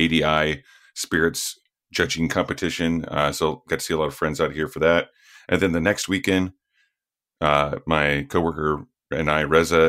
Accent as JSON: {"language": "English", "town": "Lone Wolf", "region": "Oklahoma", "country": "United States", "tie": "born or raised there", "moved": "yes", "lives_now": "Marin County, United States", "said": "I'm from Lone Wolf, Oklahoma"}